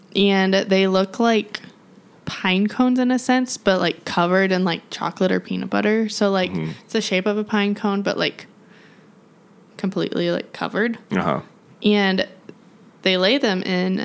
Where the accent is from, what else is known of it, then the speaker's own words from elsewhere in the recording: Montana, United States; moved away; I grew up in Montana and we would cut down a Christmas tree every year since I can remember